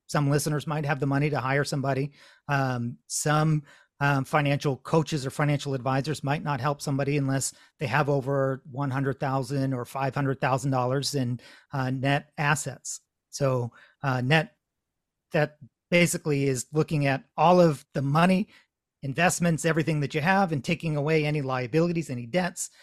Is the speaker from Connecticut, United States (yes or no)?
yes; Connecticut, United States; now in Massachusetts, United States; I'm in Massachusetts, though I grew up in Connecticut